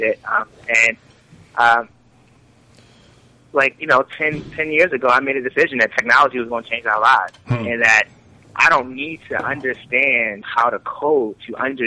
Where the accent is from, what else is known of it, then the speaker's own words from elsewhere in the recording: Baltimore, Maryland, United States; I grew up in Baltimore. Family was originally from Jamaica.